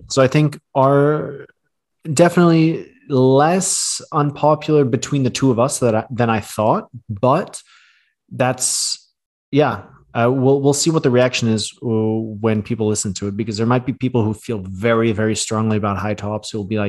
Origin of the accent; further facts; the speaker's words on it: Thailand; moved away; growing up in Asia, in Thailand